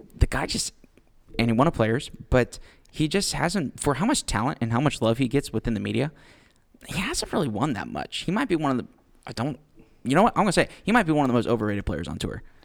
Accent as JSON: {"language": "English", "town": "Houston", "region": "Texas", "country": "United States", "said": "we are from Houston. And since we're from Houston"}